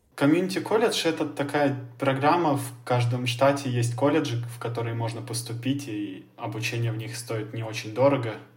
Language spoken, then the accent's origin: Russian; Russia; ты им говоришь, что ты из России